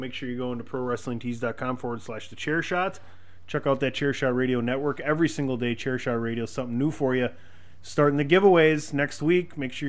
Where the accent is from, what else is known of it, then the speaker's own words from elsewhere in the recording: Milwaukee, Wisconsin, United States; I'm from the Milwaukee area.